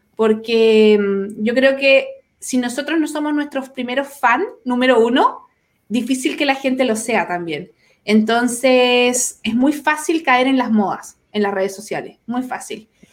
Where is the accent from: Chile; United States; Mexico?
Chile; Santiago, Santiago Metropolitan Region; moved away as an adult; now in Concepción, Chile; soy de Santiago